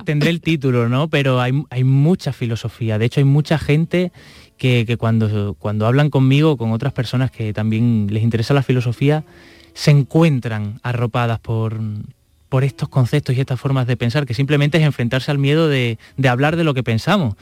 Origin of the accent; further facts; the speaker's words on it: Extremadura, Spain; now in Andalusia, Spain; en todos estos años que he estado fuera de mi casa, porque yo soy de Extremadura, he estado aquí en Andalucía